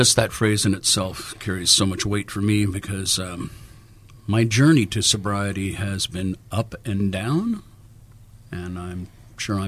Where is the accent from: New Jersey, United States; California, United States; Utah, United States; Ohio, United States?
California, United States; Los Angeles; Born and raised in Los Angeles as a musician